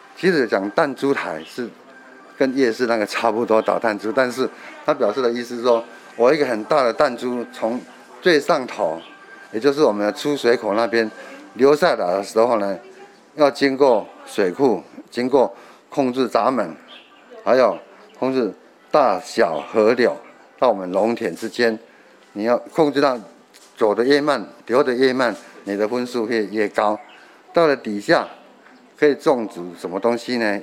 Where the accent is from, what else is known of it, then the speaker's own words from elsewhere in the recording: Tainan, Taiwan; 我们小时候还在这边搭火车